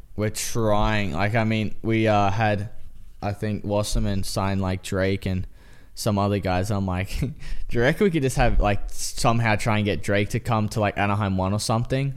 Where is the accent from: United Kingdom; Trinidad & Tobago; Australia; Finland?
Australia; now in United States; I'm Australian